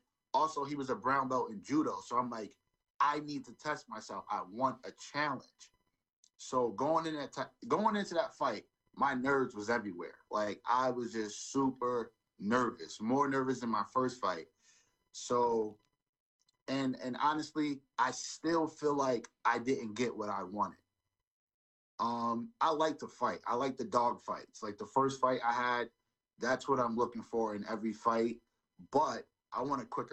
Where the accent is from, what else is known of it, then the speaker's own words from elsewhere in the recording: New York City, New York, United States; now in Springfield, United States; I'm originally from New York, Brooklyn, New York. But I live in Springfield now